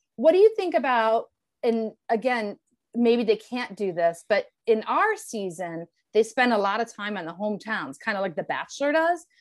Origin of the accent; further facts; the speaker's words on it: Elyria, Ohio, United States; moved away as an adult; also born or lived in Cleveland, Ohio / Los Angeles; my father's house here in my hometown of Elyria, Ohio